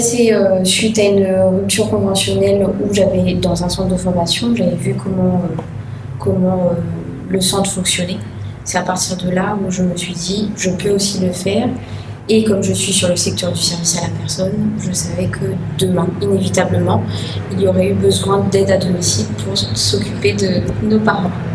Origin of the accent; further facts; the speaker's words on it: Le Tampon, Réunion; je viens de la plaine des Cafres